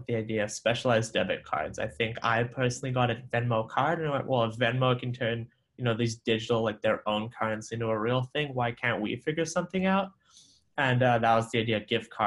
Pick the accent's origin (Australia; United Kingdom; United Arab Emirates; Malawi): Malawi; moved away as an adult; also born or lived in Sri Lanka (ancestry); now in Boston, United States; So I grew up in Malawi. I'm originally Sri Lankan by blood, but I spent my first 18 years of life in Malawi, so a small African country